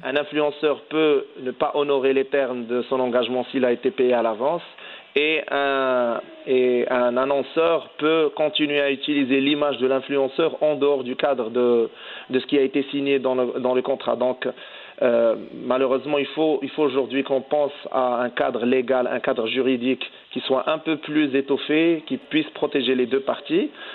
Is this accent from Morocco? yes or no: yes; Morocco; en tant que Marocain